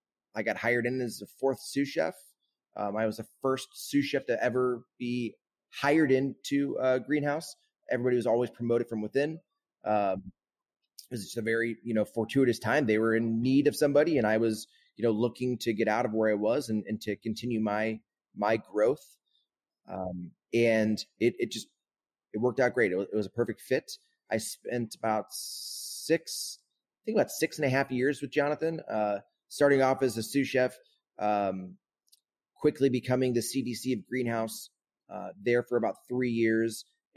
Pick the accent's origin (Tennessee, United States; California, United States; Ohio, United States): Ohio, United States; Kent; also born or lived in Charleston, South Carolina; My grandmother had a restaurant / deli when I was growing up in Kent.